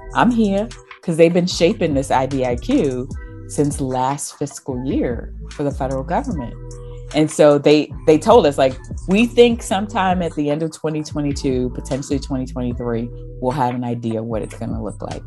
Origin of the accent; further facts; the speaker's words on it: South Carolina, United States; I'm from South Carolina